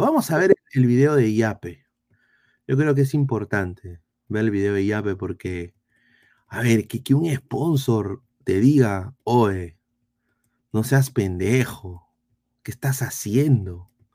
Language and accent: Spanish; Peru; tenemos amor propio como peruanos